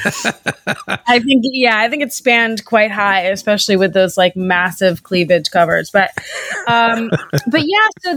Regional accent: New York City, New York, United States; moved away; I grew up in New York City, mm-hmm. right in the middle of Manhattan

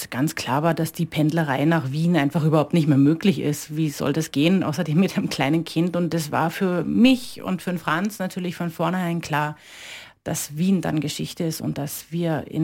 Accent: Berlin, Germany; now in Johnsbach, Austria; Ich bin äh, gebürtig in Berlin geboren, genau, und dort auch aufgewachsen und ähm, ja, und {S255} habe {S0} dort meine ganze Jugend verbracht sozusagen.

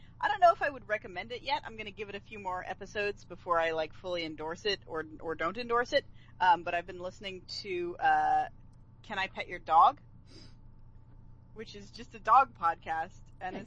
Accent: northeastern Pennsylvania, United States; moved away; my hometown

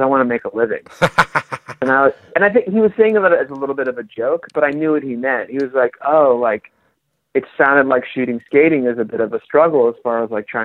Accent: San Diego, California, United States; moved away as an adult; also born or lived in Rancho Bernardo / Poway / Los Angeles / New York; I grew up in San Diego.

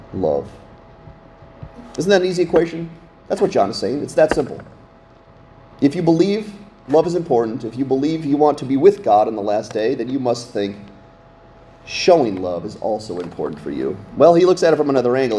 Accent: Scranton, Pennsylvania, United States; now in Littleton, United States; we only lived two hours from New York City growing up in Scranton, Pennsylvania

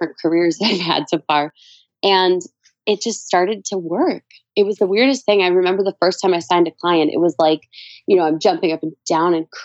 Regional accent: Minnesota, United States

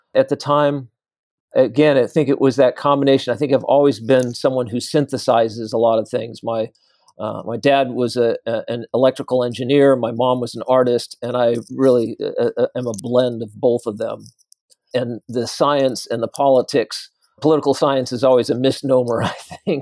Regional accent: San Jose, California, United States; also born or lived in San Francisco; I grew up in San Jose in the South Bay of the Bay Area.

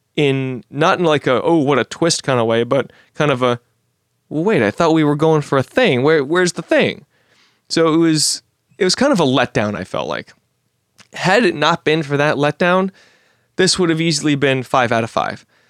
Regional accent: Washington, District of Columbia, United States; my hometown of Washington, D C

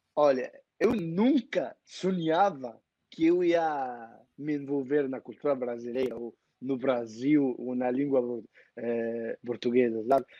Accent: Egypt; Portuguese is a second language; do Egito, tenho 20, 25 anos, comecei a aprender o português é, faz, podemos dizer, três anos

